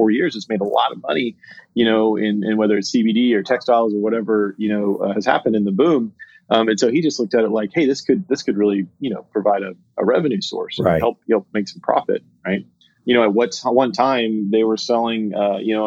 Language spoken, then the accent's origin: English; South Texas, United States; also born or lived in Austin, Texas; I'm native Texan, from South Texas, but live in Austin, Texas